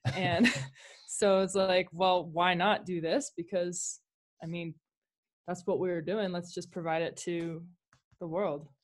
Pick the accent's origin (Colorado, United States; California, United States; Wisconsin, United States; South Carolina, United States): Colorado, United States; moved away as an adult; also born or lived in Jackson, Wyoming; I grew up in Colorado, um, and, uh, moved to Jackson, Wyoming